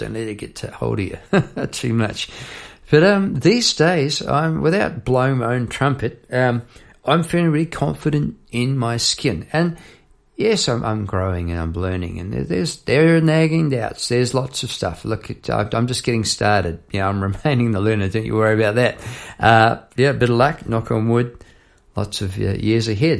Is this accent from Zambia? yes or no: no; Palmerston North, Manawatū-Whanganui, New Zealand; now in Melbourne, Australia; I was a youngster on the doorstep back in Palmerston, North New Zealand